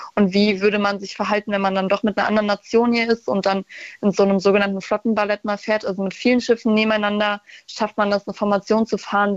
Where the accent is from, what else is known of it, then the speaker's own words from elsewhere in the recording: Brandenburg, Germany; also born or lived in Wilhelmshaven; ich komme nur aus Brandenburg